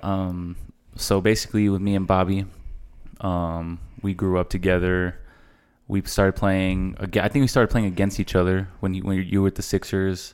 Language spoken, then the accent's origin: English; El Paso, Texas, United States; we're both from El Paso